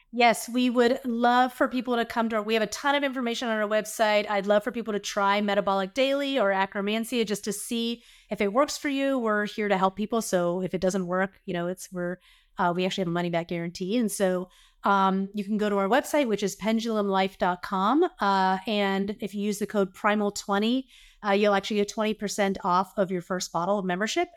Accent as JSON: {"language": "English", "region": "the South", "country": "United States", "tie": "born or raised there", "said": "I grew up in the South."}